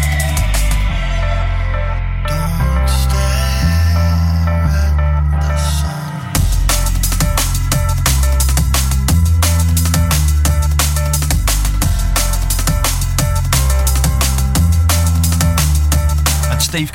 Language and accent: English; England, United Kingdom; I say Jude and not Dude because I'm English